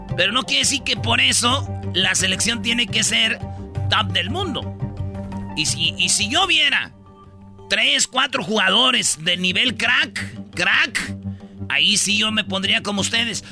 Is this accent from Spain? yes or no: no; Mexico